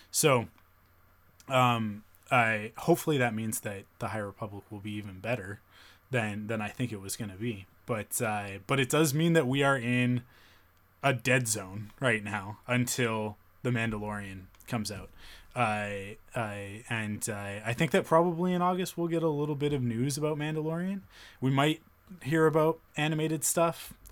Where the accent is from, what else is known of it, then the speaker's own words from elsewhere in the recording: Canada; being a Canadian